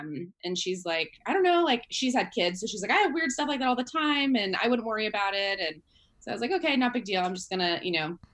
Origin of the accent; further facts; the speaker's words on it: San Jose, California, United States; I'm from the Bay Area in California, San Jose, which is a big city.